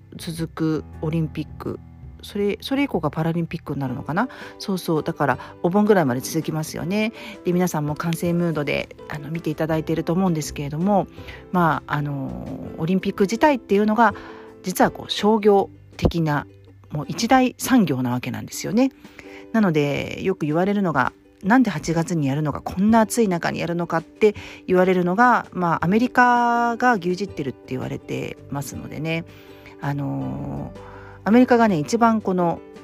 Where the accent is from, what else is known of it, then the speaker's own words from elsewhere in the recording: Japan; 私やっぱり日本人